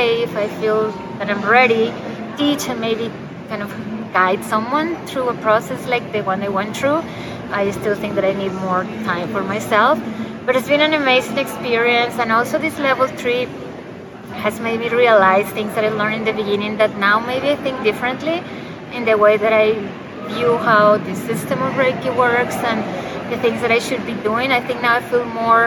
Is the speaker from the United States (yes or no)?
no; Colombia; now in Guelph, Canada; I'm from Colombia, but I live in Canada